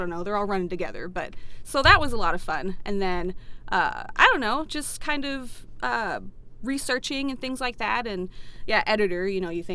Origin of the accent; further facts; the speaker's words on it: Atlanta, Georgia, United States; moved away as an adult; now in Minnesota, United States; I'm originally from Atlanta, Georgia, and I moved up here about maybe 6 years ago.